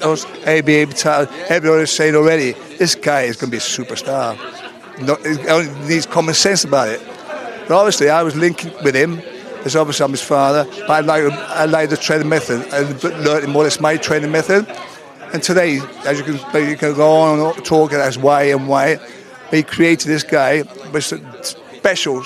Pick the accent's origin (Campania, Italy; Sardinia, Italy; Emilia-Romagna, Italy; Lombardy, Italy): Sardinia, Italy; moved away; also born or lived in Bedford, England; I'm from Sardinia, you know, Joyless place, right? I brought up in Sardinia, but obviously I brought up in Bedford as well, actually, Bedford.